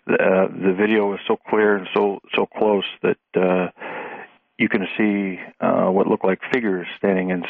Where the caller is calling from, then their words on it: Pacific Northwest, United States; I'm calling from the Pacific Northwest.